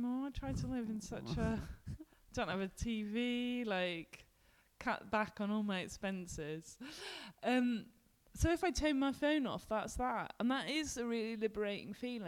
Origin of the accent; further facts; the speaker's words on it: London, United Kingdom; now in Glasgow, United Kingdom; I grew up in the West End of London in Ealing and now I live in the West End of Glasgow